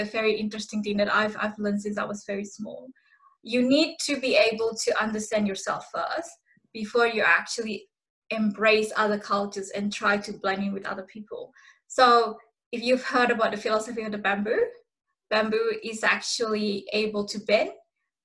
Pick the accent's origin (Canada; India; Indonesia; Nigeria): Indonesia; now in Australia; I come from Indonesia